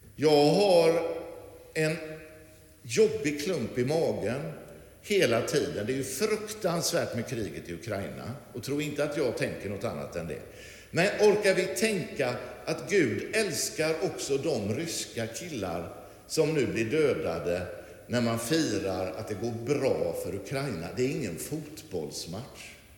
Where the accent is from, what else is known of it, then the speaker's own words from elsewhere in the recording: Lerum, Västra Götaland, Sweden; så växte jag upp att, eh, det som var liksom grejen, och det var ju här i Lerum som inte var alls så här stort då på den tiden